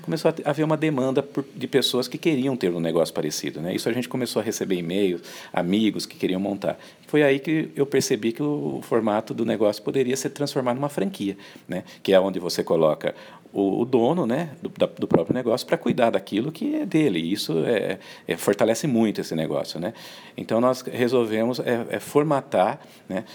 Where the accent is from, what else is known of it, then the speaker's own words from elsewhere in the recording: Americana, São Paulo, Brazil; Eu sou lá da região de, de Americana, Campinas